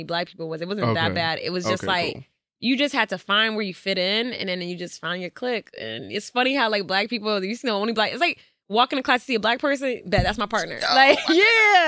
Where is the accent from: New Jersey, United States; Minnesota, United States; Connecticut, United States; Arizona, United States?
Connecticut, United States; Trumbull; also born or lived in Stamford, Connecticut; I was born there, but I grew up, like, in Trumbull